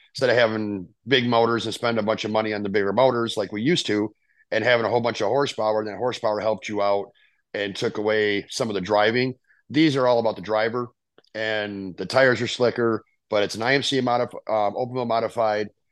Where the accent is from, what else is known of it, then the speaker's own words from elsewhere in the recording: Rockford, Illinois, United States; I'm from Rockford, Illinois. Uh, I have a sister and a brother. Um, they're both older than I am. My brother's six years older. My sister is, I believe, nine years older than